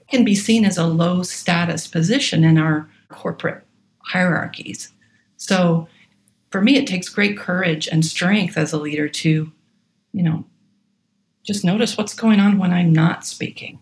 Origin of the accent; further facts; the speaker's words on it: Atlanta, Georgia, United States; moved away as an adult; also born or lived in Oregon; I was born in Atlanta, Georgia, and had access to music lessons.